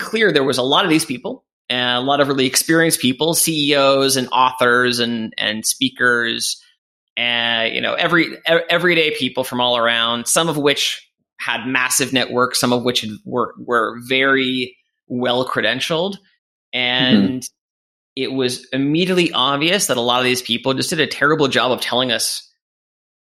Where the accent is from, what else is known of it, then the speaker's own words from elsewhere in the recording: Canada; moved away as an adult; also born or lived in England; I'm Canadian, and I moved over